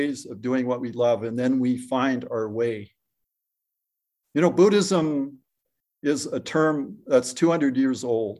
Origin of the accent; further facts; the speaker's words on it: Modesto, California, United States; And from the east, we're from Modesto, we're coming these warm winds, making the offshore winds.